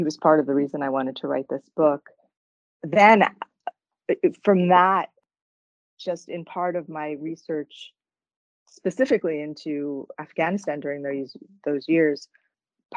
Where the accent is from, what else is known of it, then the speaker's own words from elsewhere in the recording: New Jersey, United States; I grew up in New Jersey, but my parents came there from Canada